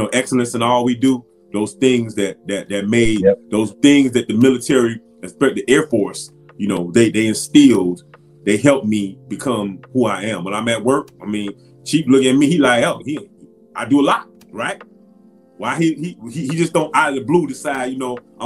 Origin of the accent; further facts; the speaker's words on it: Miami, Florida, United States; moved away as an adult; growing up in Miami